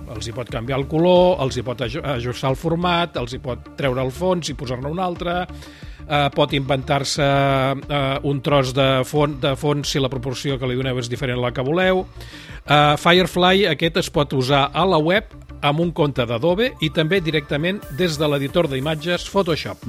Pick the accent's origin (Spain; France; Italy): Spain; Barcelona, Catalonia; sóc periodista català nascut a Barcelona l'any 1960